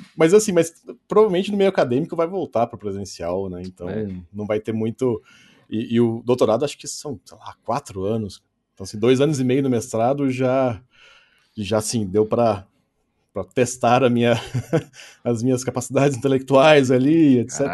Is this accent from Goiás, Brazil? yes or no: no; Pouso Alegre, Minas Gerais, Brazil; aonde eu moro, próximo da minha família, próximo de onde eu nasci